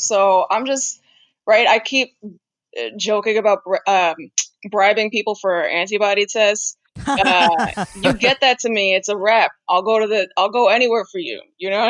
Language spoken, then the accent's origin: English; New York City, New York, United States; I am born and raised in New York. I moved back just in time.